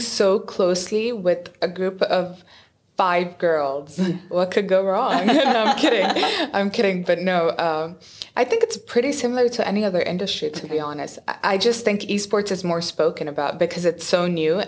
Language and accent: English; Dubai, United Arab Emirates; also born or lived in Abu Dhabi; I was born in Abu Dhabi and then I was raised all my life in Dubai.